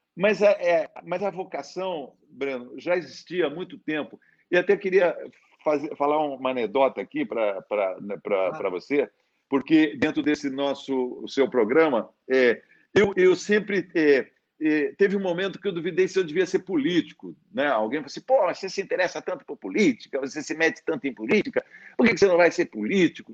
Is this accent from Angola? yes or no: no; Sorocaba, São Paulo, Brazil; todo aquele ambiente onde eu fui criado, né? Ali na Vila Leão, em Sorocaba